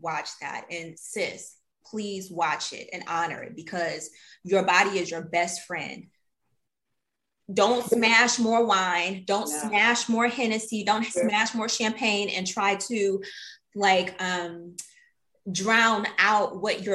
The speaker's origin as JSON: {"language": "English", "town": "Detroit", "region": "Michigan", "country": "United States", "tie": "born or raised there", "said": "a little girl growing up in Detroit"}